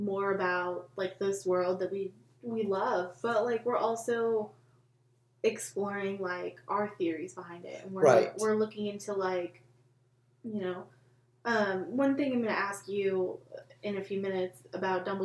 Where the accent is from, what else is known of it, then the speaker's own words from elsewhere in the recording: United States; I'm stupidly American.